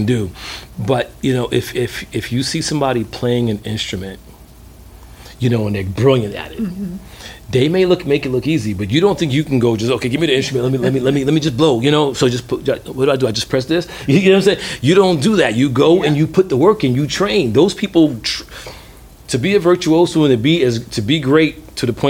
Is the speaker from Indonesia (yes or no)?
no; New York City, New York, United States; also born or lived in London / Atlanta; growing up in Brooklyn